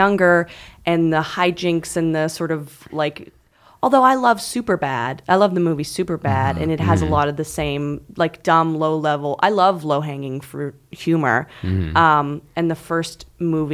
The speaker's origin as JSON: {"language": "English", "country": "Canada", "said": "I'm Canadian"}